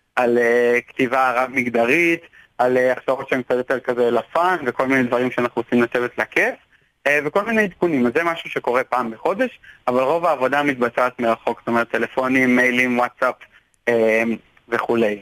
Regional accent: Tel Aviv, Tel Aviv District, Israel; אני תל אביבי

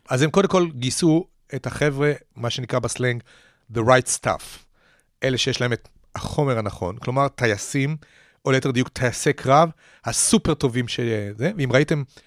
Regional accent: Petah Tikva, Central District, Israel; אני גדלתי כנער בפתח תקווה בשנות ה-60

